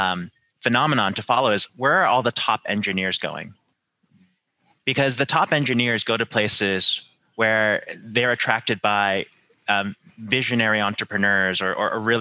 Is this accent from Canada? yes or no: yes; Canada; I'm Canadian, so I grew up with this